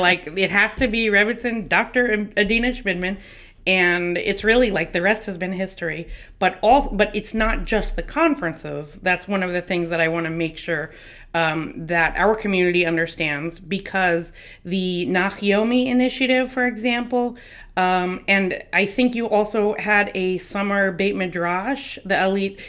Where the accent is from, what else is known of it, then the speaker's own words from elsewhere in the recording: New Jersey, United States; New Jersey, which is my hometown